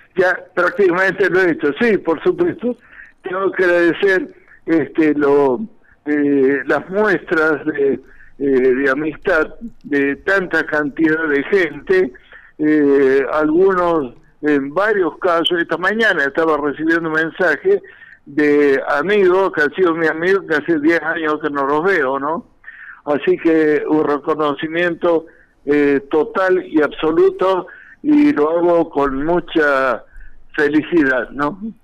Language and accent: Spanish; San Carlos Centro, Santa Fe, Argentina; moved away as an adult; also born or lived in La Falda, Córdoba / Córdoba; now in Villa Carlos Paz, Argentina; era yo representante de Caramelos Leritier, que son de mi pueblo, de San Carlos Centro, Santa Fe